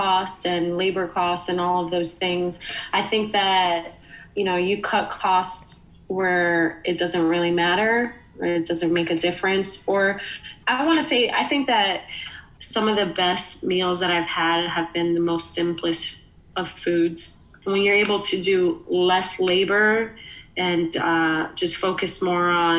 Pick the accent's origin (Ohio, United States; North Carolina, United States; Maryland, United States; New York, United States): New York, United States; New York City; moved away as an adult; now in Philadelphia, United States; me growing up in the Bronx, I was lucky enough to have a mom who would cook a meal